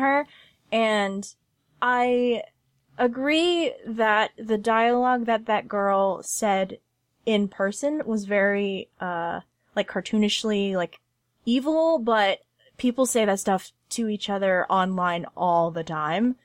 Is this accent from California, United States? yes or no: yes; Southern California, United States; I grew up in Southern California and, like, not in L